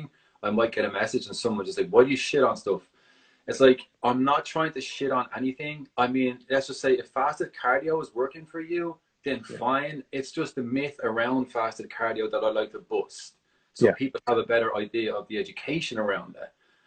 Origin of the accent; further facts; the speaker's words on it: Dublin, Leinster, Ireland; now in San Francisco, United States; I'm originally from Ireland, Dublin